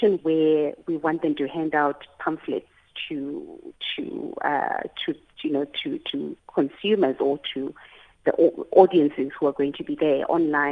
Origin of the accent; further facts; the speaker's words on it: South Africa; we have as South Africans.